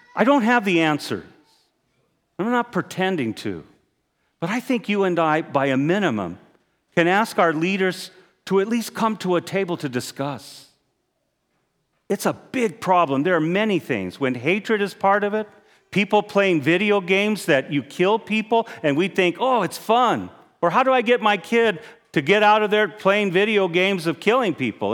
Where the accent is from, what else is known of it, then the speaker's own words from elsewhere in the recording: Arizona, United States; I'm a native Arizonan. I hunt and fish. I also have gun. That's part of growing up in Arizona